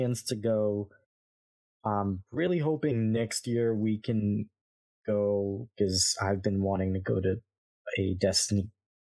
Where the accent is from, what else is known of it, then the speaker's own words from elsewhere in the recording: New York, United States; we're from New York